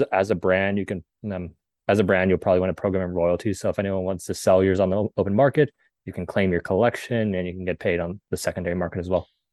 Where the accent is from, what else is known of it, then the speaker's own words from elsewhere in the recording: Southern California, United States; born and raised in Southern California.